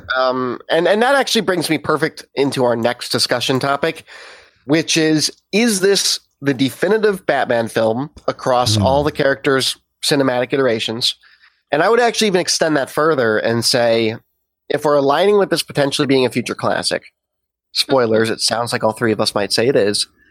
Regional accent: Chicago, Illinois, United States; as a Chicagoan

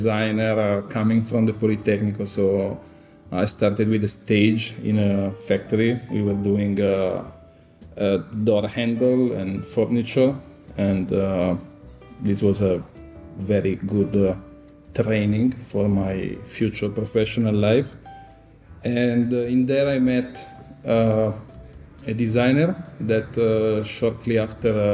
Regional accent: Chiavenna, Lombardy, Italy; moved away as an adult; now in Milan, Italy; I'm from Chiavenna. I live in Milano since the university here.

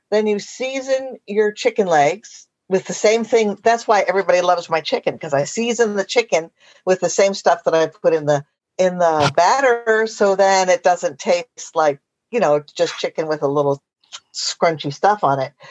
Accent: Bellingham, Washington, United States; I'm from Bellingham, Washington.

